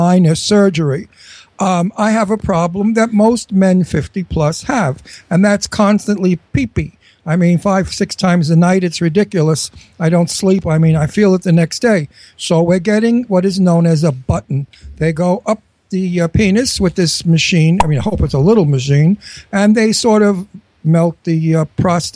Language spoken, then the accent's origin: English; New York City, New York, United States; also born or lived in Brooklyn, New York; I was born in Brooklyn, and I was raised in Astoria, Queens. So I'm really a Brooklyn, Queens guy